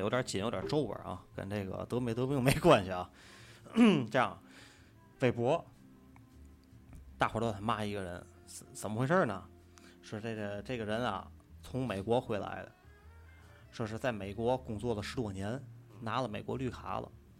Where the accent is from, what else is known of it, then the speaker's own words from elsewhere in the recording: China; 我是土生土长的中国人。